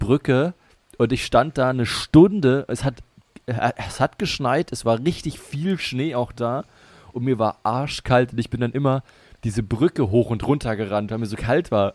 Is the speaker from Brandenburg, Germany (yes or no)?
yes; Potsdam, Brandenburg, Germany; also born or lived in Bremen; zurückgefahren nach Potsdam, hier in die Heimat